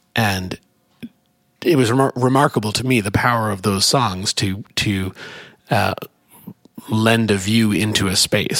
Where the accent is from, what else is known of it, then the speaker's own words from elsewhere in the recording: Ontario, Canada; moved away as an adult; also born or lived in Montreal / Canadian Arctic; now in United States; I'm from Canada